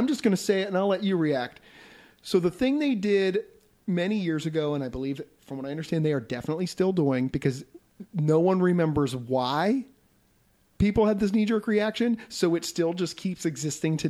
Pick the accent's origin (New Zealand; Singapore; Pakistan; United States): United States; Greenville, Pennsylvania; I grew up in Greenville, Pennsylvania, a very small farm town